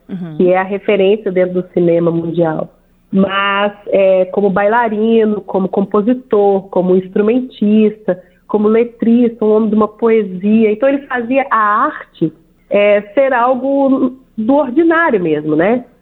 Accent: banks of the São Francisco River, Minas Gerais, Brazil; also born or lived in Belo Horizonte; Eu nasci em Belo Horizonte, eu e minha irmã, mas nós fomos criadas nesse lugar onde o nosso pai fez questão de mostrar pra gente que é parte de nós. Então, as barrancas do São Francisco

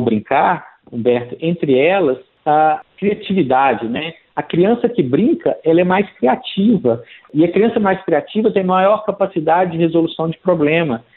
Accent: interior of Minas Gerais, Brazil; eu sou do interior de Minas, é, a minha cidade, graças a Deus, tem muitas praças

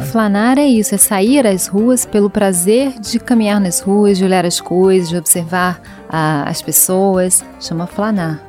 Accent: Rio de Janeiro, Brazil; Eu que sou do Rio, eu flanei muito pelo Rio, principalmente pelo centro. Então era, eu estava na, na, minha cidade

